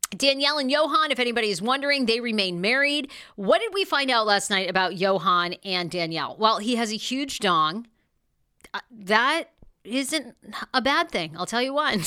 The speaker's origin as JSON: {"language": "English", "region": "Maine", "country": "United States", "said": "I'm from Maine."}